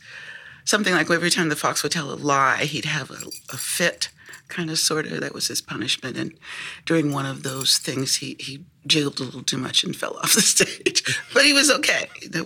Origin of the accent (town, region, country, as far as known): Sacramento, California, United States; born or raised there; now in Washington, D.C., United States